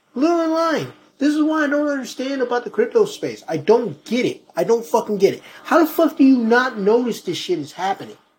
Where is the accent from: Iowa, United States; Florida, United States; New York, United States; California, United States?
New York, United States; Rochester; my hometown of Rochester